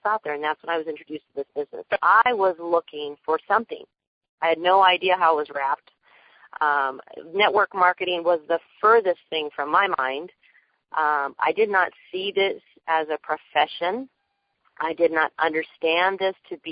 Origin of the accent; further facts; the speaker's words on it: Riverside, California, United States; I'm from Riverside, California